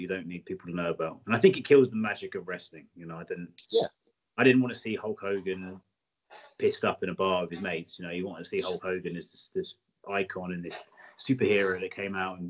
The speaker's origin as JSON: {"language": "English", "region": "England", "country": "United Kingdom", "said": "we're English."}